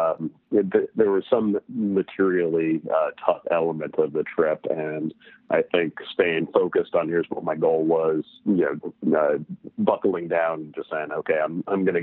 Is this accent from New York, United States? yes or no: yes; New York City, New York, United States; I grew up in New York City